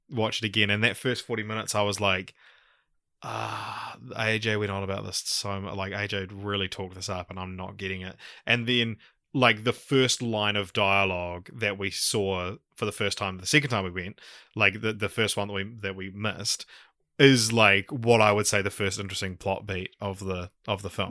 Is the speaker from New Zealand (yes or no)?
yes; New Zealand; accent: Kiwi; my Kiwi accent